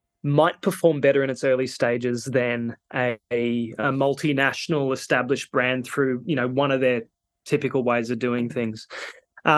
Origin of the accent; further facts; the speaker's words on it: Australia; moved away as an adult; now in Amsterdam, Netherlands; you can probably hear in my voice, I'm Australian